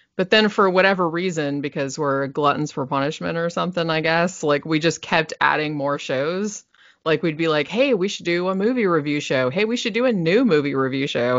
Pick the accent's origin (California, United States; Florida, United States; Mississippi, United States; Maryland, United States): Florida, United States; Daytona Beach; also born or lived in Sanford, Florida; I was born in Daytona Beach